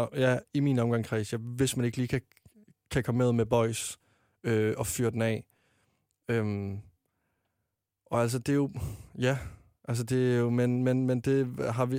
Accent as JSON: {"language": "Danish", "town": "Varde", "region": "Southern Denmark", "country": "Denmark", "tie": "born or raised there", "moved": "as an adult", "lives_now": "Copenhagen, Denmark", "said": "jeg var med i en drengegruppe hjemme i Varde, der jeg kom fra"}